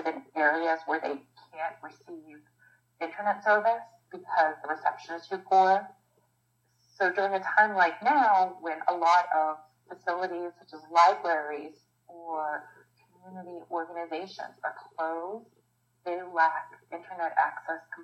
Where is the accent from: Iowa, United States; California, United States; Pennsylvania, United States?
Pennsylvania, United States; Pittsburgh; living and growing up in Pittsburgh